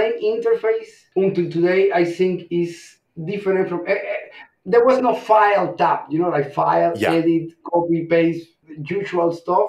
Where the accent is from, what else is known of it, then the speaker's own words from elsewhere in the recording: Cuba; moved away; also born or lived in Mexico City; I'm originally from Cuba.